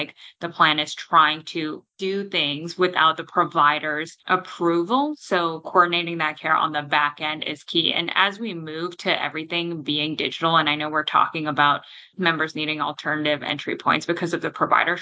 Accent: Toronto, Ontario, Canada; moved away; I'm from Toronto originally in Canada

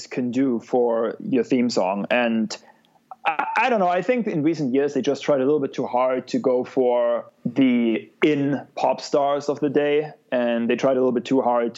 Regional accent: Germany; moved away; my home country

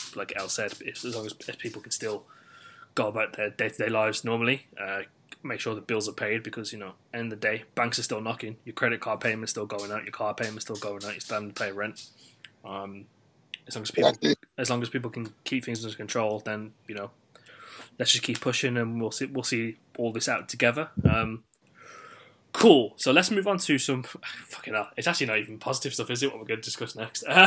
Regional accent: West Midlands, United Kingdom; someone who is from the West Midlands and has dated someone who is from London before

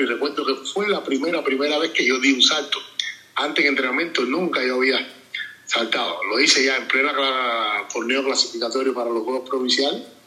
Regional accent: Limonar, Matanzas, Cuba; yo soy de Limonal, allá en mi natal pueblo

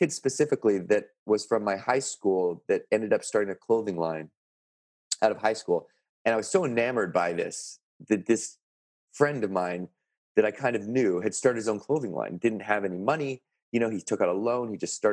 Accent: Canada; I had the scholarship to university in my hometown. I had made the national rugby team, and this was in sort of the epicenter of rugby Canada on the West Coast

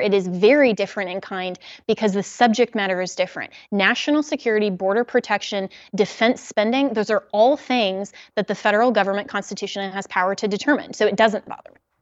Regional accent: Colorado, United States; Colorado, my home state

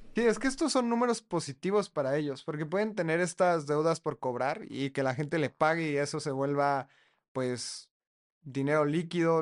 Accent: Mexico; yo como mexicano que no hablo chino

